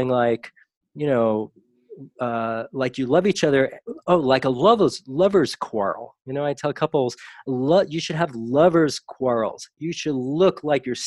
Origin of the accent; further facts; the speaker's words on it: New York, United States; I grew up in New York. My father was from the Bronx and my mother was from Brooklyn